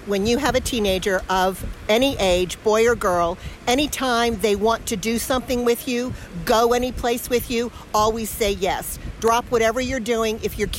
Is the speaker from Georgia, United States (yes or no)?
yes; Roswell, Georgia, United States; I'm from Roswell, Georgia, okay, which is a suburb of Atlanta.